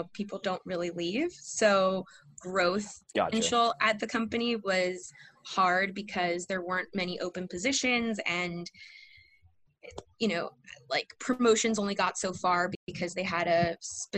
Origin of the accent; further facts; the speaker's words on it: Miami, Florida, United States; also born or lived in Panama City, Panama; I grew up in Miami, did middle school and high school here, I guess also some elementary